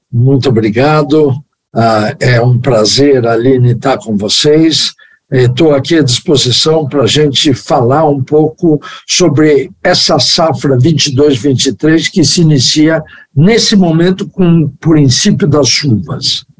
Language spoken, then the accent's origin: Portuguese; Brazil; sou brasileiro